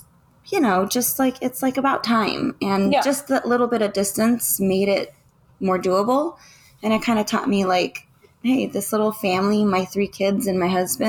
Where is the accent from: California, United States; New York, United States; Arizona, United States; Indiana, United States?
California, United States; Orange County; now in Murrieta, United States; I grew up in Orange County most of my life. From birth until recently, we relocated to Murrieta, California